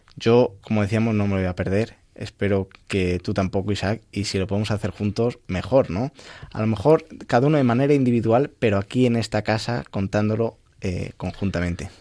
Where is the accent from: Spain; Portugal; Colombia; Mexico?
Spain; El Arenal, Castile and León; desde mi pueblo, desde el Arenal, en la provincia de, Ávila